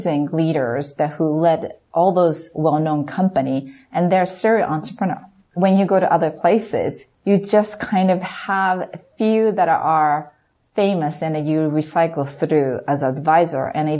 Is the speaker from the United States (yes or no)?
no; Japan; moved away; me being Japanese, experience the power of teamwork growing up in Japan